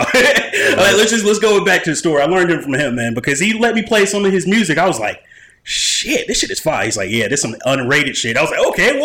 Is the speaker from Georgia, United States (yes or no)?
yes; Augusta, Georgia, United States; I'm in Atlanta and I tell them I'm from Augusta